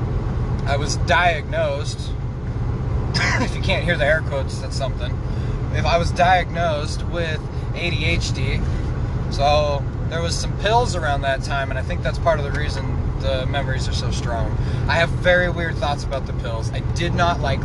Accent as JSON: {"language": "English", "region": "Nevada", "country": "United States", "said": "I'm from Nevada"}